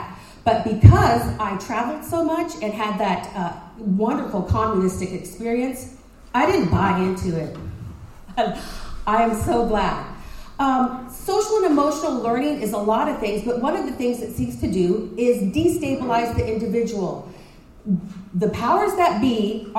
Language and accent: English; Dallas, Texas, United States; moved away as an adult; also born or lived in Montreal, Canada / Minneapolis, Minnesota; I live here in Princeton now, just north of the town. We've had a ranch just east of Blue Ridge for almost 50 years, but I grew up in Dallas.